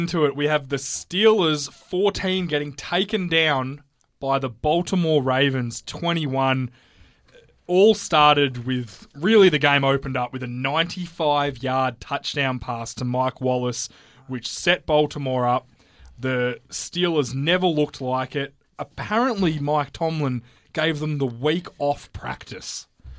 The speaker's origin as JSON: {"language": "English", "country": "Australia", "said": "wouldn't have thought my experiences as an Australian"}